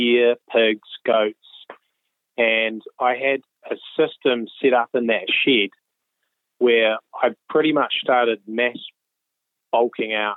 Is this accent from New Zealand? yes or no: yes; rural area north of Wellington, New Zealand; I grew up in Wellington, and well, not Wellington itself, kind of a rural area north of Wellington, about 45 minutes out.